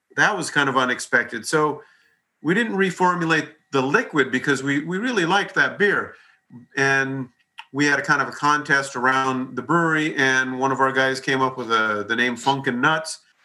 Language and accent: English; Hawaii, United States; moved away; I grew up in Hawaii